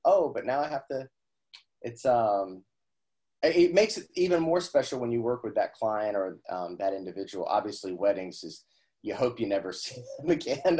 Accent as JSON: {"language": "English", "region": "Indiana", "country": "United States", "said": "I'm from Indiana, so my my whole family were uh, grocers"}